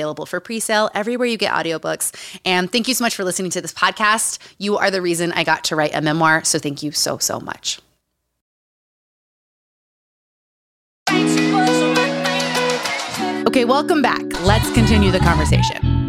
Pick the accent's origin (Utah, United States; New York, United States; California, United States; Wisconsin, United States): Utah, United States; moved away; Growing up in Utah